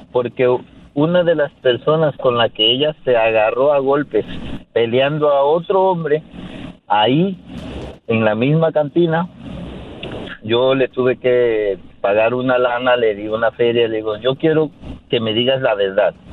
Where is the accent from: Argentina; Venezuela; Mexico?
Mexico; moved away as an adult; now in United States; mi país, de, México, y yo estaba casado allá en México. Cuando llegué aquí a Estados Unidos, eh, antes de salir de allá nos pusimos de acuerdo que yo iba a estar en este país solamente por dos años.